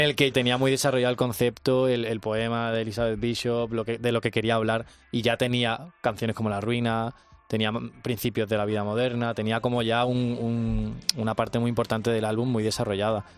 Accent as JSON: {"language": "Spanish", "town": "Seville", "region": "Andalusia", "country": "Spain", "said": "yo soy de Sevilla"}